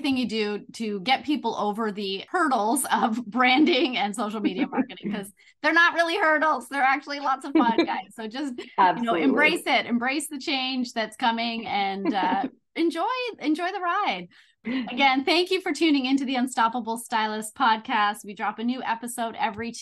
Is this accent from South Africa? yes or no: no; Canada; We're both Canadian